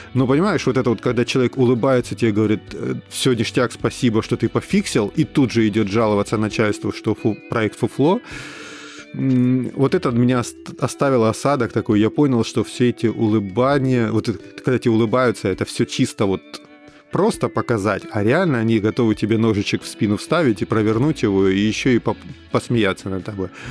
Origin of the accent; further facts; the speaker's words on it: Rostov-on-Don, Rostov Oblast, Russia; moved away as an adult; also born or lived in Saint Petersburg, Russia; now in Toronto, Canada; к Ростову, к моему, где я р-, родился и вырос